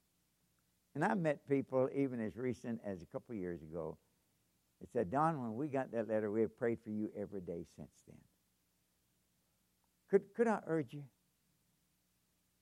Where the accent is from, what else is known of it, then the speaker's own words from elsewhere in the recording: Kentucky, United States; moved away as an adult; also born or lived in Japan; I'm from Kentucky